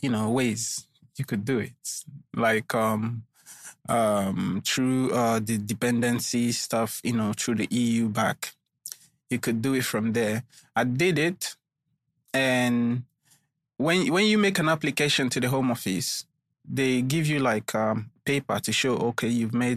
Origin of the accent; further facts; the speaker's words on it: Nigeria; also born or lived in London, United Kingdom; I'm a Nigerian. Nigeria is a big place